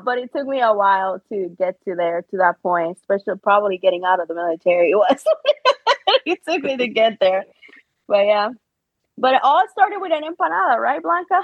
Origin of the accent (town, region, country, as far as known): Puerto Rico; born or raised there; English is a second language; moved away as an adult; also born or lived in Chicago